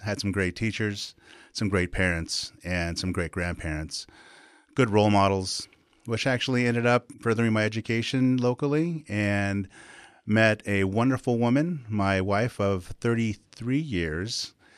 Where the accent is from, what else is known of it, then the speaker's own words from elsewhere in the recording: Pauma Indian Reservation, California, United States; also born or lived in Bellflower, Los Angeles, California; I grew up on the Indian Reservation, born in Los Angeles, Bellflower, California